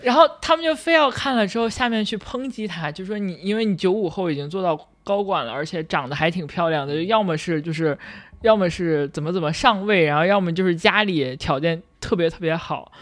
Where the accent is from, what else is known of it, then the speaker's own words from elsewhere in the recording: China; 我是一个，呃，土生土长的大陆人